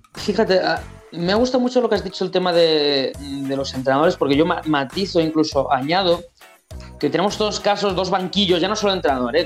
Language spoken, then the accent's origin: Spanish; Spain; somos la resistencia española